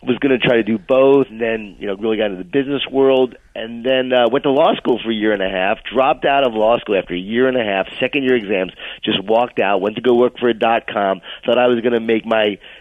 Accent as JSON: {"language": "English", "area": "Long Island", "region": "New York", "country": "United States", "tie": "born or raised there", "also_born_or_lived": "Atlanta", "moved": "as an adult", "said": "I grew up in Long Island, New York, in a Jewish-Italian family."}